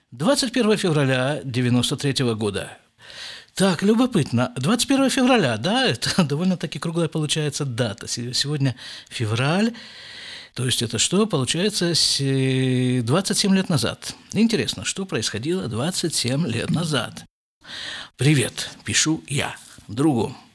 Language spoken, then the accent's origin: Russian; Krasnoyarsk, Krasnoyarsk Krai, Russia; now in Jerusalem, Israel; а уже если я из Красноярска приехал на постоянное жительство в Израиль, то почему бы мне не жить в Иерусалиме?